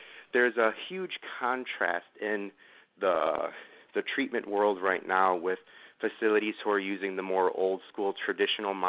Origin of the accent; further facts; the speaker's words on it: New York City, New York, United States; moved away; I grew up in Queens